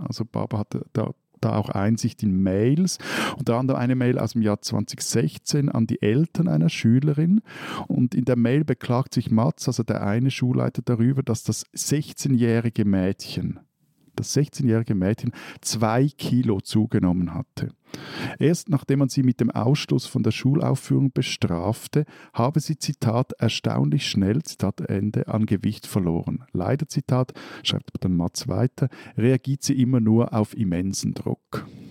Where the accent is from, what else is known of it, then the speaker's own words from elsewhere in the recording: Switzerland; bei uns in der Schweiz